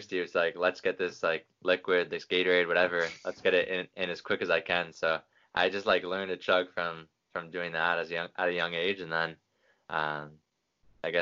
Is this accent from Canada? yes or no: yes; Canada; born or raised there